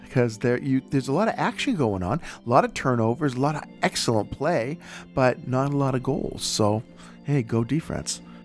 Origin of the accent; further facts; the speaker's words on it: Boston, Massachusetts, United States; I'm from Boston